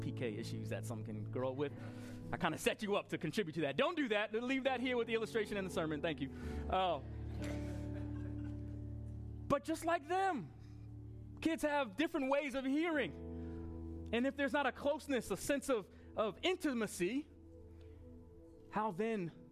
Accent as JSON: {"language": "English", "area": "Long Island", "region": "New York", "country": "United States", "tie": "born or raised there", "moved": "yes", "said": "We were in Long Island a week and a half ago, my hometown"}